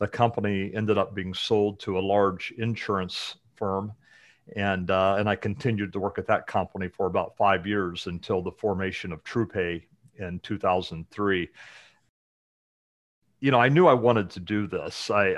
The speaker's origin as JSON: {"language": "English", "town": "Muncie", "region": "Indiana", "country": "United States", "tie": "born or raised there", "said": "But about me, I grew up in Indiana, in the Muncie area, just north of Indy."}